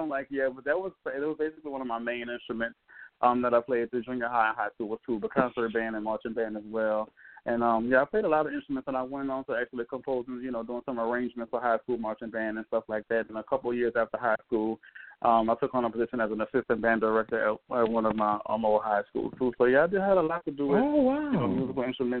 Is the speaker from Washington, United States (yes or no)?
no; New Orleans, Louisiana, United States; also born or lived in Mississippi / Inglewood, California; So I'm a 35-year-old Scorpio, born in New Orleans and practically raised here through my whole life. I was spent some time in Palatine, Mississippi, as well as Inglewood, California, growing up.